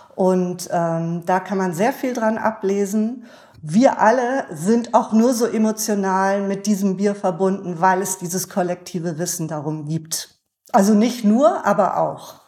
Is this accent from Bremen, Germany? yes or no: yes; Bremen, Germany; ich bin ja auch in Bremen geboren